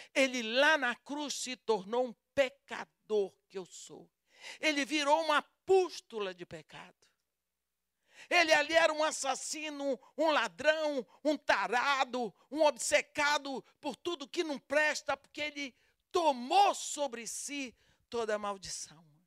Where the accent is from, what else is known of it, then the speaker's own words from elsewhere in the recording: Brazil; accent: Brazilian; o meu sotaque denuncia que eu sou brasileira. Eu falo português com sotaque brasileiro